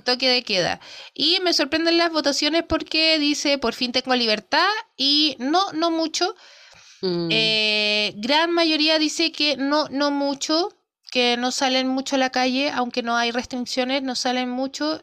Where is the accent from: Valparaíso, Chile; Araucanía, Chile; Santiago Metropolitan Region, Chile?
Valparaíso, Chile; Quilpué; Nosotros somos de Quilpue